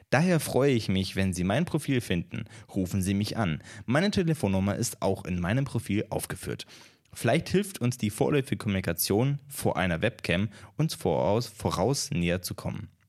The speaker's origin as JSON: {"language": "German", "country": "Czechia", "tie": "born there", "said": "ich bin in der Tschechischen Republik geboren und lebe dort."}